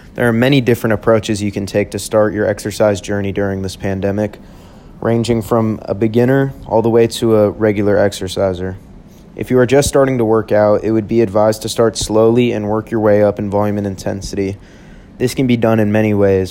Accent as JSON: {"language": "English", "town": "Houston", "region": "Texas", "country": "United States", "moved": "as an adult", "lives_now": "Tempe, United States", "said": "I'm originally from Houston, Texas, and I'm loving it here at ASU"}